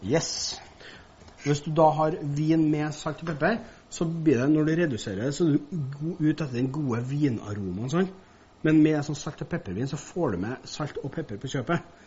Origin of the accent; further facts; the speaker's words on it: Levanger, Trøndelag, Norway; Dessverre, vi kommer fra Nord-Trøndelag, jeg har Levanger, vet du.